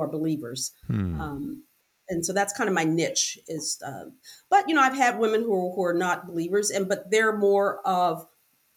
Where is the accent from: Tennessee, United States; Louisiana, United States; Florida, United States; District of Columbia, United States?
Florida, United States; Miami; We grew up in Liberty City area with drugs, prostitution. But at 10, I was adopted, and my adopted family took me out of Liberty City.